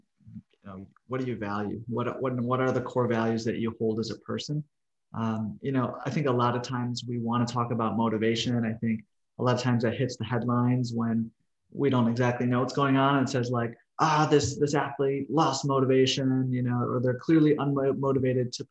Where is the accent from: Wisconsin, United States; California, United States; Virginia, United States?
Wisconsin, United States; Milwaukee; also born or lived in Mississippi / Missouri; now in Oklahoma City, United States; I'm originally from Milwaukee, Wisconsin, kind of smack dab in the middle of the country, but maybe a little more northern too